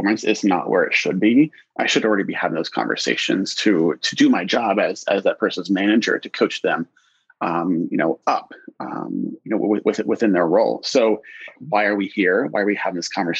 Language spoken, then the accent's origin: English; Columbus, Ohio, United States; moved away as an adult; now in Portland, United States; Born and raised in Columbus, Ohio.